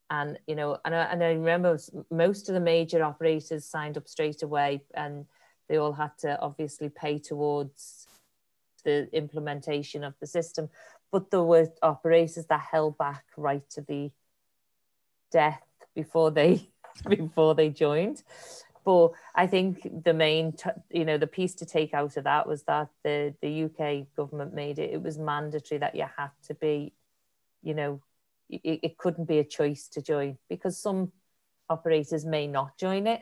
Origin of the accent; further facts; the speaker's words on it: Liverpool, North West England, United Kingdom; accent: Liverpudlian; now in Ireland; As you can tell by my accent, I am definitely a Liverpoolian